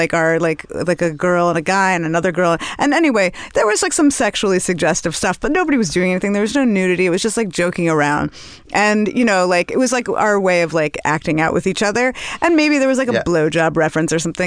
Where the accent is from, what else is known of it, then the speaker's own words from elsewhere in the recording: New York City, New York, United States; I'm from Brooklyn